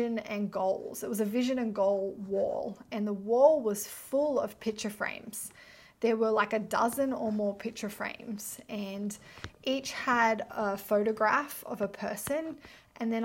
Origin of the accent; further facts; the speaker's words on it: near Byron Bay, New South Wales, Australia; moved away as an adult; also born or lived in Melbourne; I grew up near Byron Bay